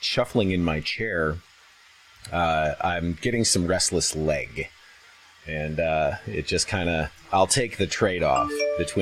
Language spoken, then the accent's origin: English; Midwest, United States; moved away; also born or lived in Denver; I'm originally from the Midwest.